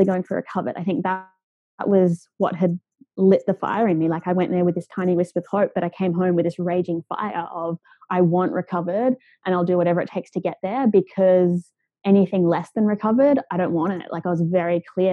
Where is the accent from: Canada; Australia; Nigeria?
Australia; moved away; I grew up in Australia